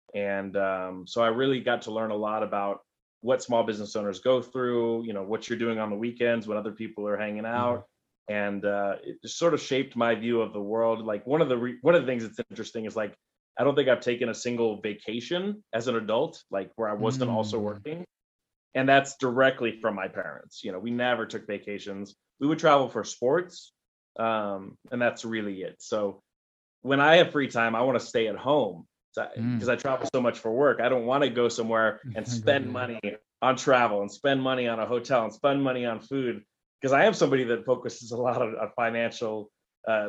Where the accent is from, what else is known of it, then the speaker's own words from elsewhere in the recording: Albuquerque, New Mexico, United States; I grew up in Albuquerque, New Mexico, born and raised here